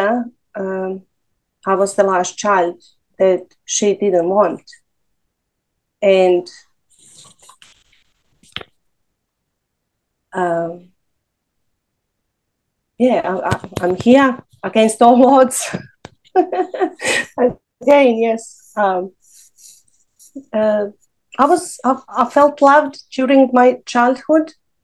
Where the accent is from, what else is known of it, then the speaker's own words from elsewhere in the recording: Bugojno, Federation of Bosnia and Herzegovina, Bosnia & Herzegovina; first language Serbo-Croatian; English is a second language; moved away as an adult; also born or lived in Serbia; now in Australia; We were forced to leave our hometown and move from place to place for many years.